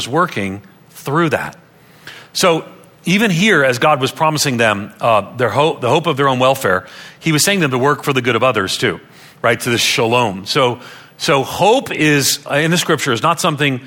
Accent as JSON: {"language": "English", "area": "Long Island", "region": "New York", "country": "United States", "tie": "born or raised there", "also_born_or_lived": "Nashville, Tennessee", "moved": "as an adult", "said": "I grew up on Long Island outside of New York City"}